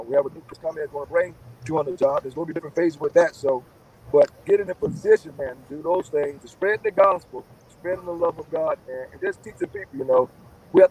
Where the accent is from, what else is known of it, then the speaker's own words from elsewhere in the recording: Pahokee, Florida, United States; my hometown, Pahokee